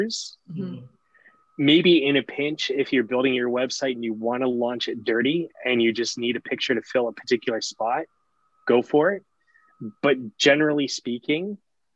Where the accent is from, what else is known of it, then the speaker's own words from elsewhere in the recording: Barrington Passage, Nova Scotia, Canada; also born or lived in Yarmouth, Nova Scotia / Halifax, Nova Scotia; I grew up in Shelburne County around Barrington Passage area